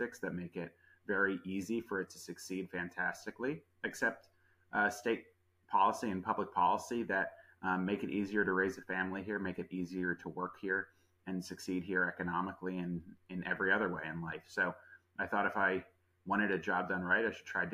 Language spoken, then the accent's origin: English; Greenwich, Connecticut, United States; I am from the area. I grew up in Greenwich.